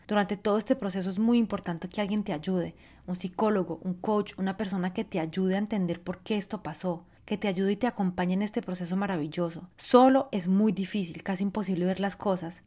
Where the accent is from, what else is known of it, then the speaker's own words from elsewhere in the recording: Colombia; moved away; also born or lived in France; yo que crecí tanto, bueno, viví tanto tiempo en Francia, siendo inmigrante colombiana